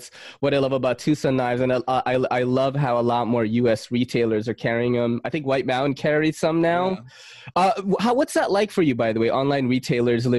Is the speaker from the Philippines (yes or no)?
yes; Philippines; moved away; I'm from the Philippines